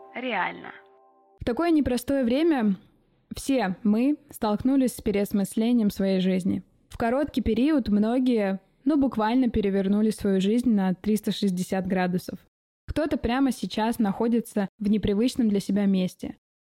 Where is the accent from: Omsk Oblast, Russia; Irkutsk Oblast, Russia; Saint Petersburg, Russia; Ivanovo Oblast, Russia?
Omsk Oblast, Russia; Omsk; moved away as an adult; now in Czech Republic; Я родилась и выросла в Омске